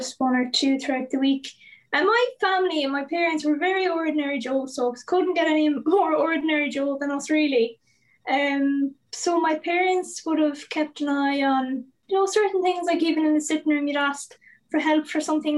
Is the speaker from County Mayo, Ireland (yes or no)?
yes; Achill, County Mayo, Ireland; I'm from Achill in Mayo